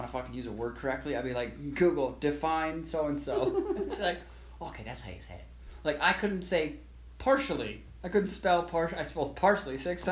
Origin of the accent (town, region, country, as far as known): New York, United States; moved away